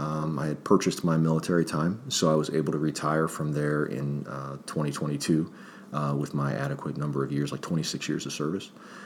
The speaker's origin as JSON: {"language": "English", "area": "Springfield Township", "region": "Ohio", "country": "United States", "tie": "born or raised there", "also_born_or_lived": "Akron, Ohio / Tallmadge, Ohio", "said": "I was born in Akron, raised in Springfield Township, joined the Marines right out of high school, Springfield High School, and traveled around a little bit, came back to the area"}